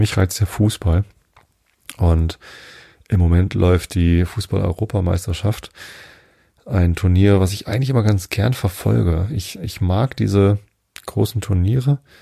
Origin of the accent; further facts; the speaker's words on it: Northern Germany, Germany; also born or lived in near Hamburg; Ich als Norddeutscher